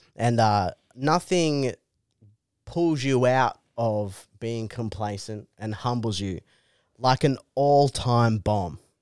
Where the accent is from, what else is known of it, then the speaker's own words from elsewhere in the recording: Canberra, Australian Capital Territory, Australia; I'm from Canberra